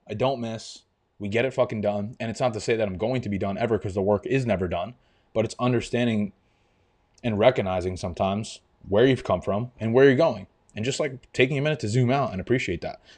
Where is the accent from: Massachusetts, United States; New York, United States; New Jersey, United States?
New York, United States; Long Island; also born or lived in Albany, New York; I'm from New York. I grew up on Long Island